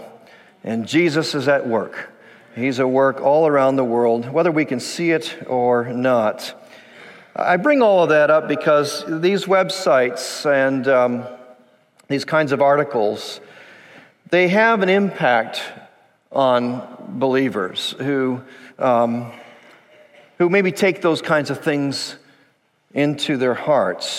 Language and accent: English; Dearborn, Michigan, United States; moved away; I'm actually from, born and raised in Dearborn, Michigan.